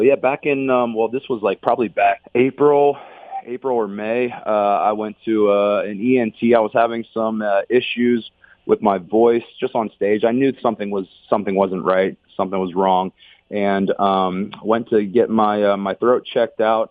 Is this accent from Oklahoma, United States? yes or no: no; Pittsburgh, Pennsylvania, United States; moved away as an adult; also born or lived in Columbus, Ohio; now in Ohio, United States; I was born and raised in Pittsburgh